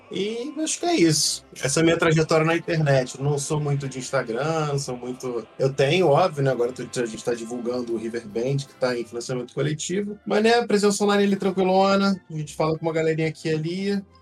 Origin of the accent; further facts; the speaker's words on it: Rio de Janeiro, Brazil; Sou do, sou do Rio de Janeiro, moro em Jacarepaguá